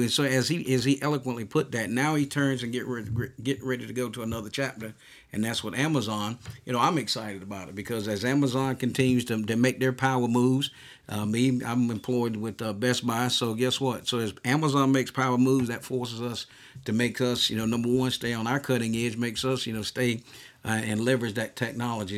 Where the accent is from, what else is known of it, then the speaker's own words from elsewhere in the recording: United States; growing up in the United States